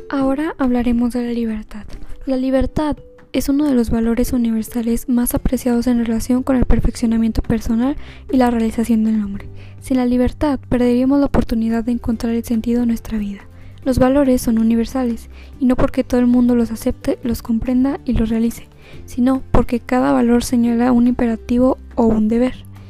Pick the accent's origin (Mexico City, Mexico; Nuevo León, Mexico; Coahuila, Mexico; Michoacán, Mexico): Coahuila, Mexico; Saltillo; soy de Saltillo, Coahuila